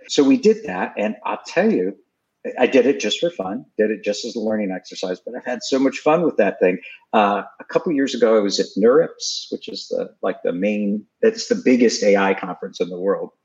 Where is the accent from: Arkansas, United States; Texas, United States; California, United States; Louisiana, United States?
Texas, United States; Houston; moved away as an adult; also born or lived in New York City / Massachusetts; I grew up to the extent that I grew up in Houston, Texas.